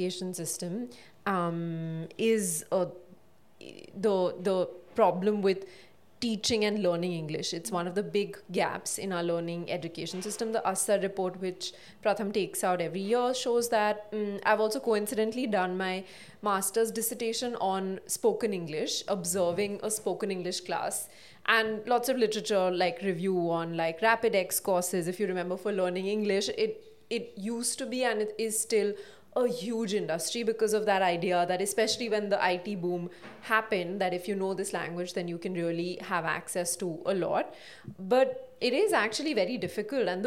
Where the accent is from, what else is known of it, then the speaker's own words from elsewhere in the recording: West Bengal, India; English is a second language; I grew up in West Bengal